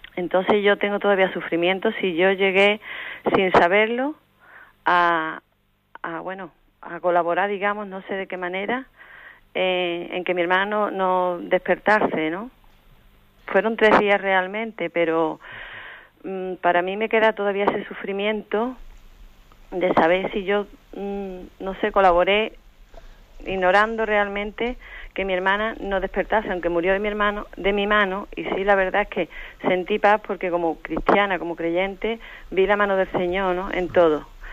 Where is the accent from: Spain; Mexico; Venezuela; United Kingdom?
Spain; Seville, Andalusia; Soy de Sevilla